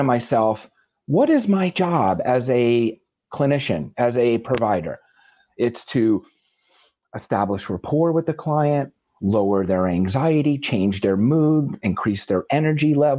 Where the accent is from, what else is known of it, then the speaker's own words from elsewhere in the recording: the Catskills, New York, United States; I grew up in the Catskills